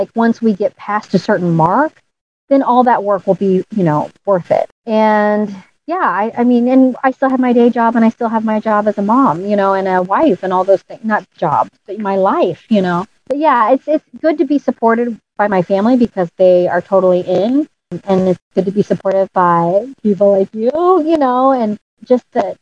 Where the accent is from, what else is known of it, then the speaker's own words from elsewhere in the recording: St. Louis, Missouri, United States; moved away as an adult; I finally moved home to my home state.